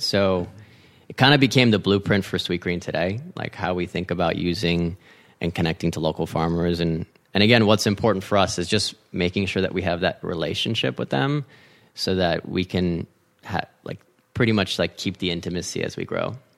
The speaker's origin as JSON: {"language": "English", "town": "San Marino", "region": "California", "country": "United States", "tie": "born or raised there", "also_born_or_lived": "Washington, D.C.", "moved": "as an adult", "said": "grew up in L A, so half Mexican, half Chinese"}